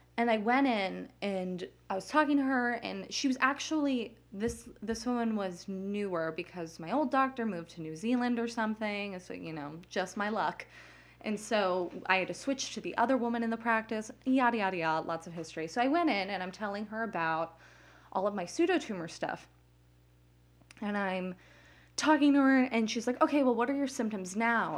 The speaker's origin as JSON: {"language": "English", "town": "Las Vegas", "region": "Nevada", "country": "United States", "tie": "born or raised there", "moved": "yes", "lives_now": "New Jersey, United States", "said": "I grew up in Las Vegas"}